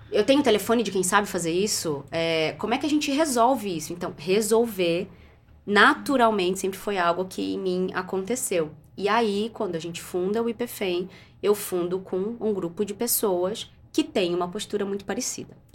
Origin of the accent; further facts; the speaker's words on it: Barbacena, Minas Gerais, Brazil; Quando eu era criança pequena lá em Barbacena, eu ficava muito brava porque as pessoas me procuravam no trabalho só para me dar problema.